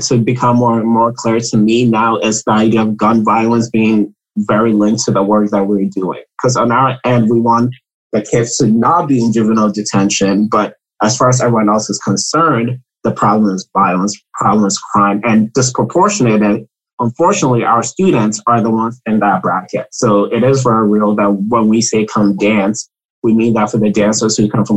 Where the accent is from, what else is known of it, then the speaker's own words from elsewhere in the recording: Ghana; I'm from Ghana